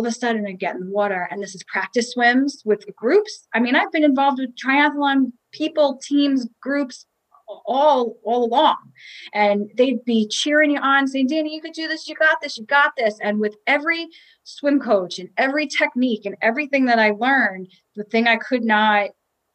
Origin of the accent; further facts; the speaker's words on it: South Shore of Long Island, New York, United States; I grew up on the South Shore of Long Island